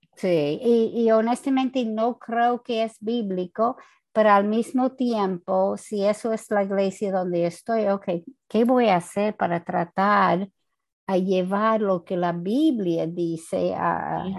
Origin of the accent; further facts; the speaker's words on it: United States; Spanish is a second language; moved away as an adult; also born or lived in New Jersey, United States; now in Santo Domingo, Dominican Republic; yo no soy latina, ah, yo soy americana